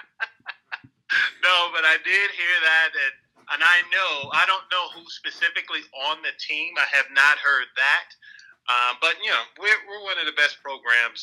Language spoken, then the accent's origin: English; Chicago, Illinois, United States; I was a kid from Chicago that didn't have much financially